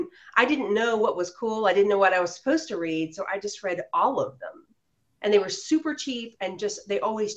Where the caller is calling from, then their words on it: Huntington, West Virginia, United States; I'm calling in from Huntington, West Virginia.